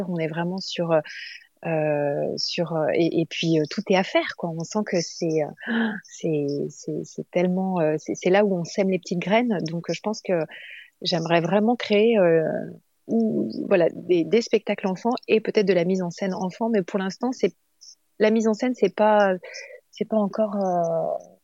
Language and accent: French; Nice, Provence-Alpes-Côte d'Azur, France; now in Chambéry, France; je suis pas originaire de Paris. J'habite sur Paris euh, de temps en temps, mais maintenant j'habite sur Chambéry et au, départ j'étais niçoise.